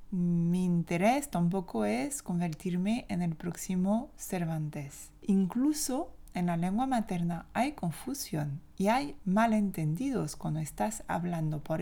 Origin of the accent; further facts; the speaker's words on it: France; accent: French; Spanish is a second language; para mí como francesa de Francia